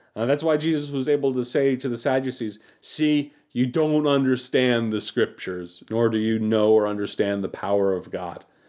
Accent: United States; as American Christians

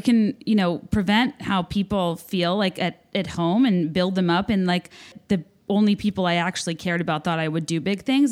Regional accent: Virginia, United States; I'm from Virginia, went to Cotillion

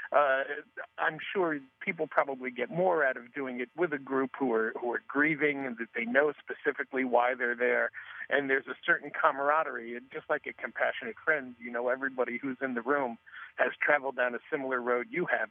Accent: New York area, United States; moved away; the New York area, which is where I was born and raised

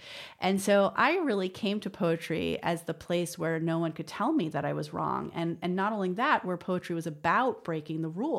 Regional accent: New York, United States; So, you know, I grew up in the West Village, but I went to yeshiva from first grade to eighth grade, a very religious Jewish school called Ramaz

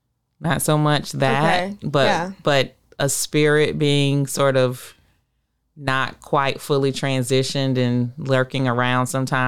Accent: Virginia, United States; now in Florida, United States; I'm from Virginia. Like everything there is old.

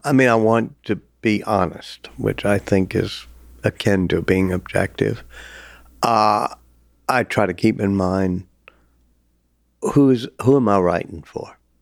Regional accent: New Orleans, Louisiana, United States; my hometown, even by teaching at Tulane

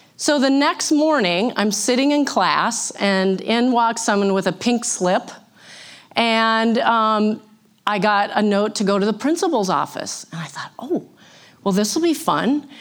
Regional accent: St. Cloud, Minnesota, United States; born or raised there; also born or lived in Missouri

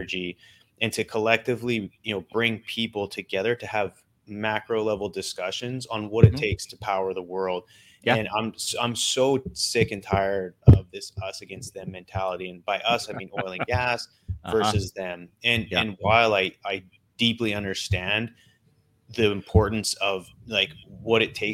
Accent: Vernon, British Columbia, Canada; moved away as an adult; also born or lived in Calgary, Alberta / Pennsylvania; I was born to essentially a single mother in Calgary, Alberta. When I was five, her and I moved out to British Columbia. I was raised in British Columbia

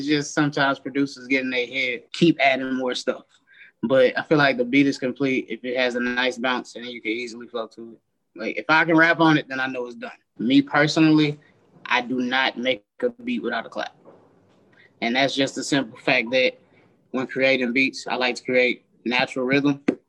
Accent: St. Louis, Missouri, United States; I'm from St. Louis, Missouri, born and raised. Spent some time away during college for about like 4 or 5 years. Came back home.

